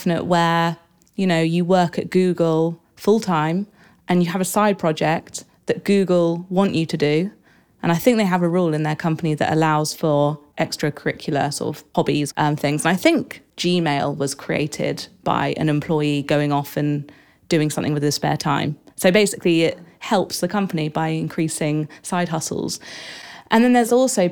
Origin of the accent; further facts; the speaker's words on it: Exeter, South West England, United Kingdom; I was born in Exeter in Devon